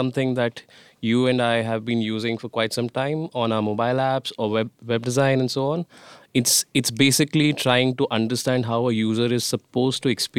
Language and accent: English; New Delhi, Delhi, India; I'm from New Delhi, India.